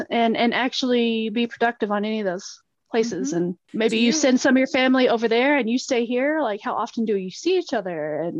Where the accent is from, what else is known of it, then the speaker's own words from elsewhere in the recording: Marietta, Oklahoma, United States; I grew up in Marietta, and we live on the, like, my family still has 40 acres of the original land allotment to my dad's grandmother, Hattie Saki, okay, there in Marietta.